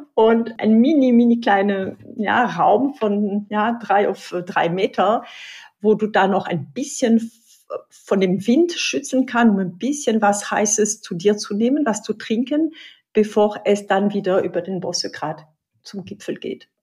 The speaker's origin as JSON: {"language": "German", "region": "Pyrenees", "country": "France", "second_language": "German", "moved": "yes", "lives_now": "Germany", "said": "Ich komme aus Südfrankreich, aus den Pyrenäen."}